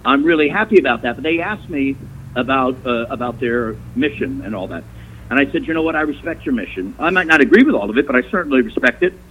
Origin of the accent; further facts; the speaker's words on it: New York, United States; moved away; when I was growing up in New York, such a large, big, booming metropolis